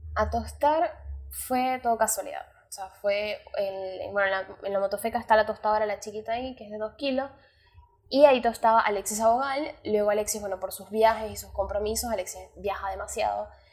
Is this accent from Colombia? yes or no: no; Venezuela; moved away; me fui de Venezuela